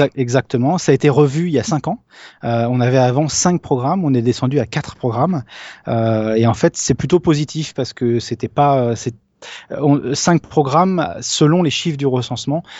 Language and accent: French; France; moi je suis français